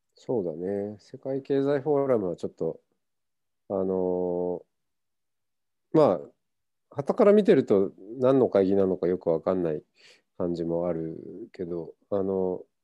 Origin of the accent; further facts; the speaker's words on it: Hokkaido, Japan; moved away as an adult; also born or lived in Tokyo; now in Kyoto, Japan; 僕は北海道出身です。うん、まあふるさと、うん、まあ、えーと、生まれてから18歳まで北海道だったんで